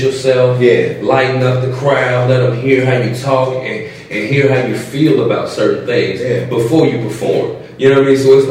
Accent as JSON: {"language": "English", "town": "Chicago", "region": "Illinois", "country": "United States", "moved": "as an adult", "lives_now": "Indianapolis, United States", "said": "I'm from Chicago, Illinois"}